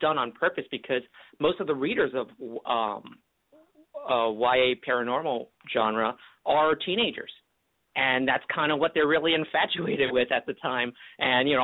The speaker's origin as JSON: {"language": "English", "town": "Kissimmee", "region": "Florida", "country": "United States", "tie": "born or raised there", "also_born_or_lived": "Hong Kong / California"}